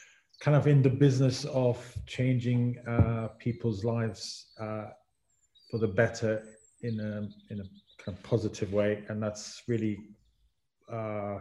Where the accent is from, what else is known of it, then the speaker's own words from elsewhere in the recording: Israel; moved away as an adult; now in London, United Kingdom; I'm originally from Israel, and then I had an opportunity to come here to study, and then I got hooked by it